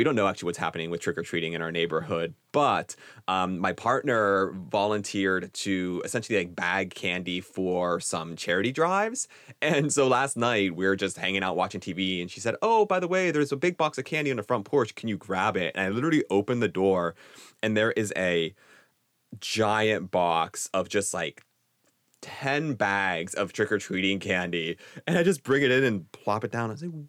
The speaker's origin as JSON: {"language": "English", "country": "United States", "accent": "American", "said": "I am very American with my speech"}